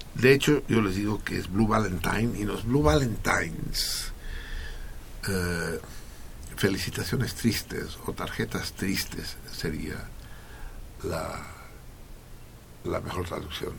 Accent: Mexico; en México

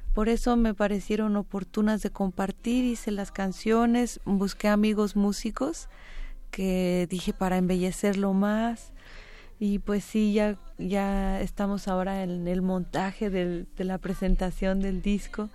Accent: Mexico; tenemos como mexicanos

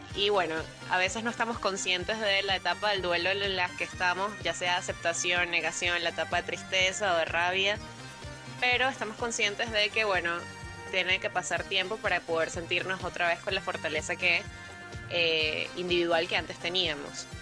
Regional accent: Caracas, Capital District, Venezuela; soy de Caracas, Venezuela

